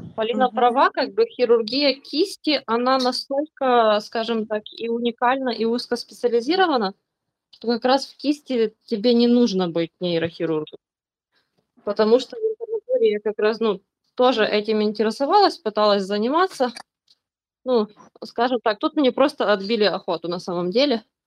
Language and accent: Russian; Ukraine; я из Украины